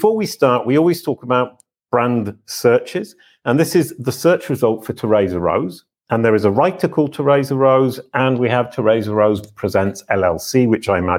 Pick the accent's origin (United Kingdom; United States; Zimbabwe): United Kingdom; I'm British.